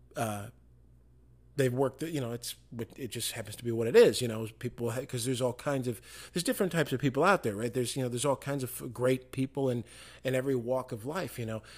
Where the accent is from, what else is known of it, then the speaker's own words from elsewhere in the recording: Michigan, United States; moved away; papers in my hometown, uh, in Michigan